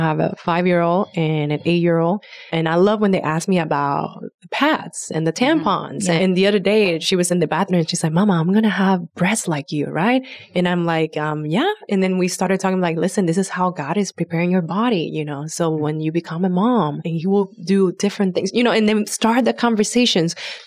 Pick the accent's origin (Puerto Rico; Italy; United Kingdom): Puerto Rico; growing up in Puerto Rico, I didn't have a grandfather that was all respectful